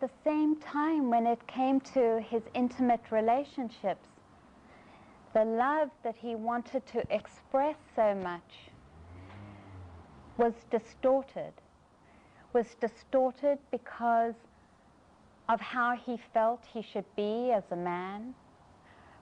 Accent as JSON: {"language": "English", "country": "South Africa", "tie": "born or raised there", "said": "I grew up in South Africa"}